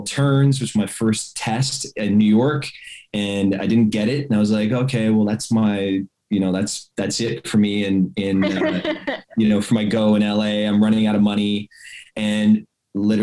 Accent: Montreal, Quebec, Canada; I'm from Montreal, Canada. So I'm from Montreal

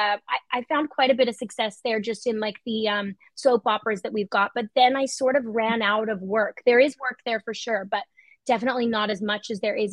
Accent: Australia; also born or lived in Calgary, Alberta, Canada; I was born in Calgary, grew up in Australia

